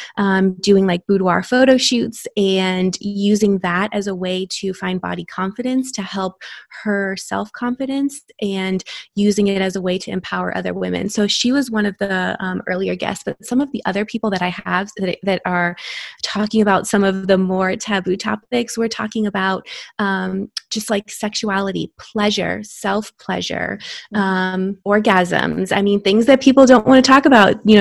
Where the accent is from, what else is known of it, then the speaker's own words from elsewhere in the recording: Florida, United States; now in Texas, United States; I am a board certified OBGYN in Texas, but I was born and raised in Florida